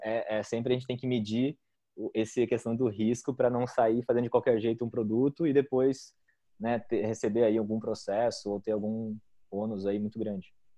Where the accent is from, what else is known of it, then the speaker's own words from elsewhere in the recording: Joinville, Santa Catarina, Brazil; eu sou de Joinville